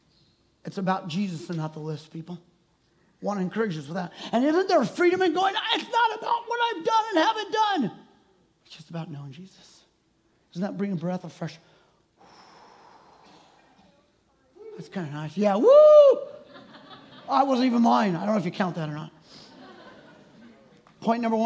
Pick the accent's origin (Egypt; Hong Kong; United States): United States; Maple Valley, Washington; I was born and raised in Maple Valley, grew up around Tahoma Elementary